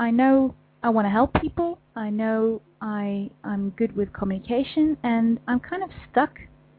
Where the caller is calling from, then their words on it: Netherlands; I'm calling from the Netherlands.